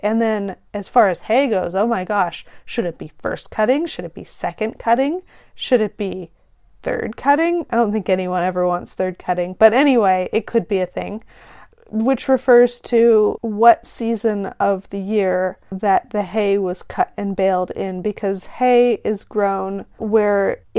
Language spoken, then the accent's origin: English; California, United States; as a Californian where I live.